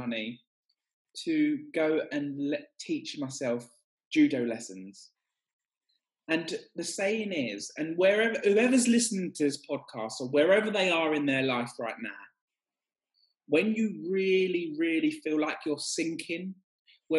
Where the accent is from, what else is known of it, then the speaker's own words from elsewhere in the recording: Essex, East of England, United Kingdom; I grew up in Essex